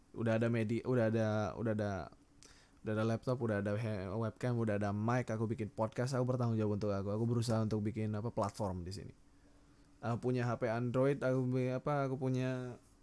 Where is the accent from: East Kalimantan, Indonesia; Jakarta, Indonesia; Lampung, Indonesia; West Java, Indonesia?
East Kalimantan, Indonesia; Sangatta; moved away; aku datang dari Kalimantan Sangatta